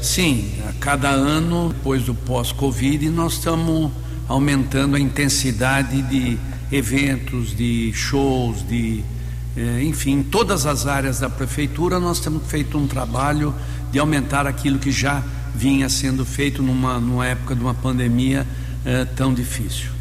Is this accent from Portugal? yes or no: no; Americana, São Paulo, Brazil; amo essa cidade onde nasci, constituí família, filho, netos